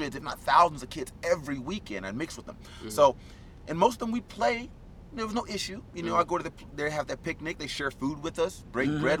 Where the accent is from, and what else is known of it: Institute, West Virginia, United States; born or raised there; also born or lived in Charleston, West Virginia